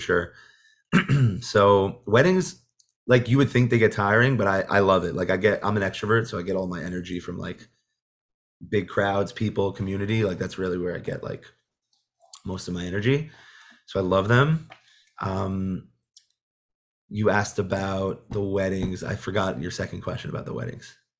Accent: Monsey, New York, United States; I grew up in Muncie.

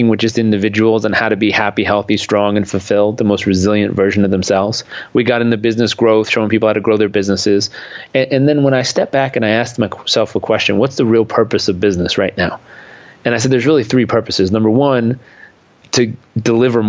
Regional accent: Southern California, United States; I grew up in Southern California

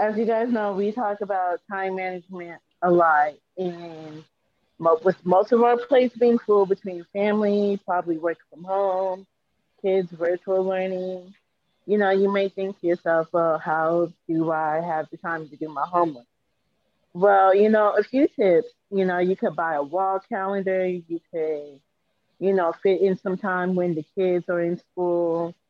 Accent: Seattle, Washington, United States; I have a associate's, bachelor's, and master's degree, and I am from Seattle, Washington.

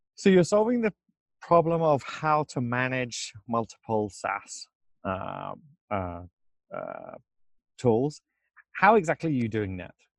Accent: England, United Kingdom; moved away as an adult; now in United States; I'm from England

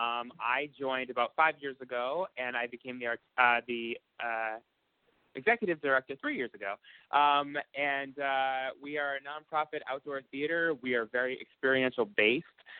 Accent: Boston, Massachusetts, United States; Growing up in Boston was great.

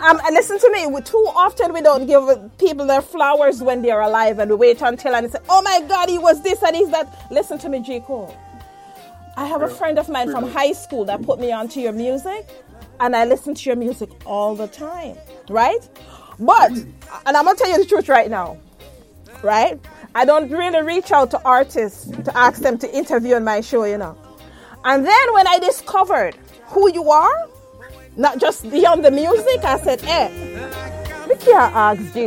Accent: Jamaica; I'm Jamaican

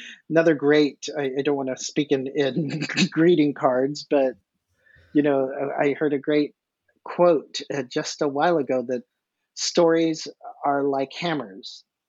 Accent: the South, United States; Well, being a Southerner, you'll appreciate

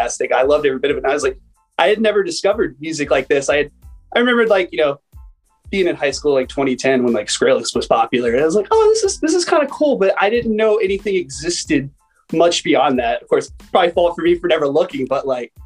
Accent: San Diego, California, United States; I'm from San Diego, California

